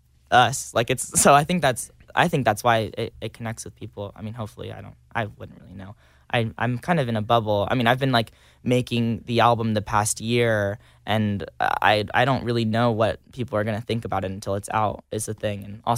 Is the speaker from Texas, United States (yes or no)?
yes; Georgetown, Texas, United States; So I grew up in Texas. There's just like nothing out there. I grew up in a town called Georgetown, which is an hour away from Austin.